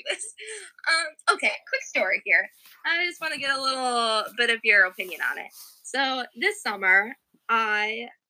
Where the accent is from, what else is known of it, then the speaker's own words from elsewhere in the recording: Eagle River, Wisconsin, United States; also born or lived in La Crosse, Wisconsin; But right now, I'm actually in my hometown of Eagle River, Wisconsin, way up north.